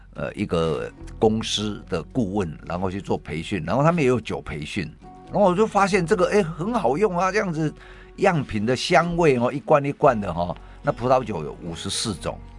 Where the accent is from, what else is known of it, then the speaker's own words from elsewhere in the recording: Taiwan; 我们台湾人